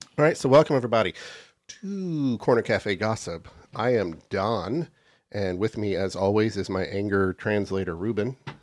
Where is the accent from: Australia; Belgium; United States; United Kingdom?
United States; Central Florida; where I grew up in Central Florida